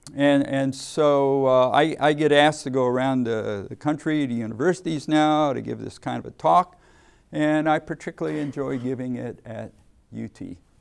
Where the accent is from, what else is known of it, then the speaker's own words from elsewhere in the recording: Ohio, United States; moved away as an adult; also born or lived in Massachusetts / Texas; I grew up in Ohio